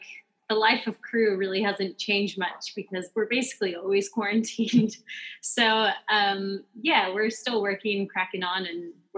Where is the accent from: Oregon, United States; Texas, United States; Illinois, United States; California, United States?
Oregon, United States; Pleasant Hill; moved away; Yeah, I'm actually from Oregon. A very, very small town in Oregon called Pleasant Hill.